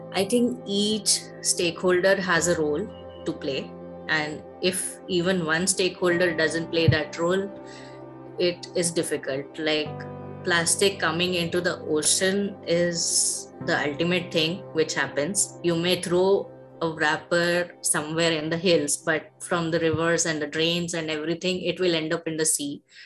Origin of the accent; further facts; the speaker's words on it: Dehradun, Uttarakhand, India; first language Hindi; English is a second language; moved away as an adult; also born or lived in Andhra Pradesh / Delhi / Andaman Islands / Nellore; now in Visakhapatnam, India; growing up in Dehradun